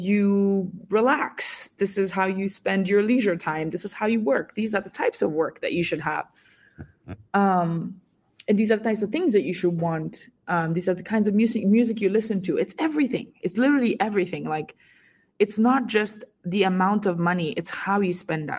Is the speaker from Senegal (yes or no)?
yes; Senegal; moved away; I was born and raised in Senegal